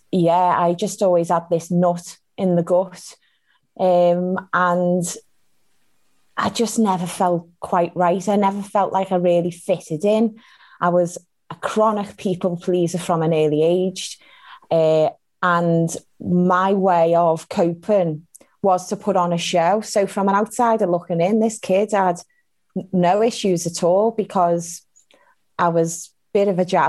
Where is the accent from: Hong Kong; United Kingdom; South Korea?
United Kingdom; Liverpool, North West England; born and raised in Liverpool